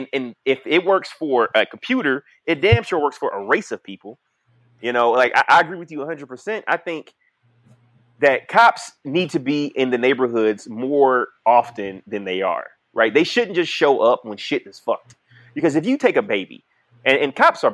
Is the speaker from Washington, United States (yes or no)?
no; Detroit, Michigan, United States; when I grew up in Detroit, like, yeah, motherfucker, I was from the hood